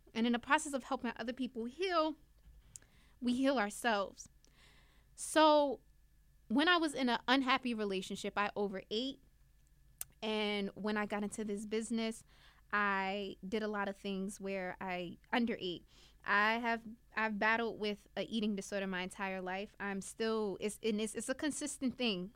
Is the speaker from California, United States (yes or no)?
no; Newark, New Jersey, United States; I'm from Newark, New Jersey. I grew up in an urban city.